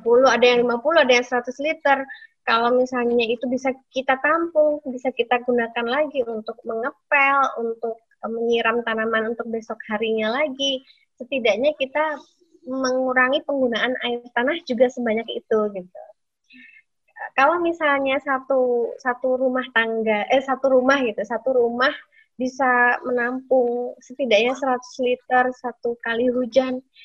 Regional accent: Purworejo, Central Java, Indonesia; di kampung halaman saya di Purworejo

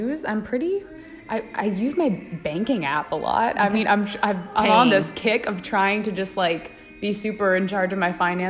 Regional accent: Orange County, California, United States; now in Boston, United States; I'm from Orange County, California, and I've been a dancer with Boston Ballet for the past 4 years.

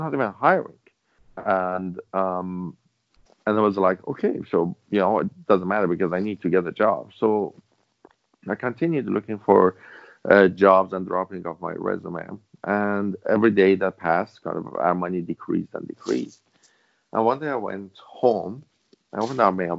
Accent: Iran; English is a second language; moved away as an adult; now in Vancouver, Canada; back then, I was in Iran. I couldn't speak English properly

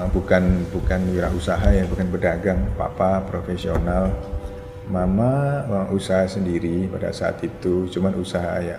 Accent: Surabaya, East Java, Indonesia; Orang Surabaya tapi kos sama saya. Iya, kos di Surabaya.

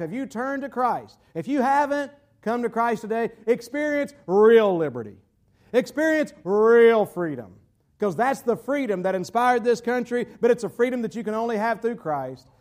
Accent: North Carolina, United States; North Carolina, my home state

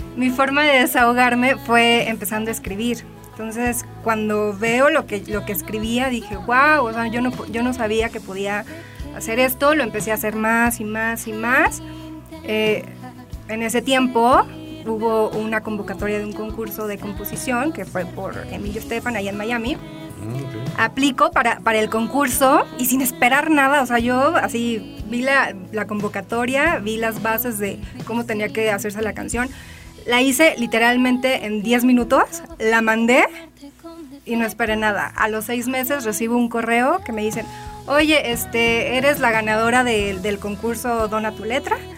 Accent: Tijuana, Baja California, Mexico; moved away as an adult; now in Mexico City, Mexico; yo vivía en Tijuana, crecí allá. Digo, nací aquí en la Ciudad de México, pero crecí desde los cuatro años allá.

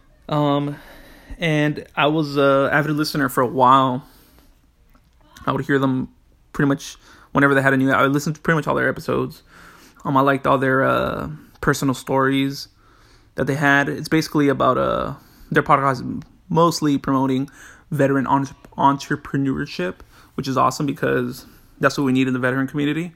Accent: Los Angeles, California, United States; moved away as an adult; now in Washington, United States; I am from Los Angeles, California, and I'm currently living in Washington

